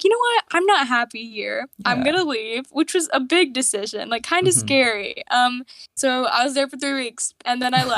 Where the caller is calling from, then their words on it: Charlotte, North Carolina, United States; I live in Charlotte, North Carolina, in the United States.